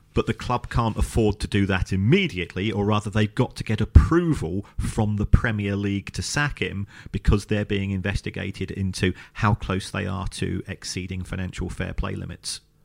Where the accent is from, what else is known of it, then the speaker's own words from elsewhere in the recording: London, United Kingdom; I was born in the Elephant and Castle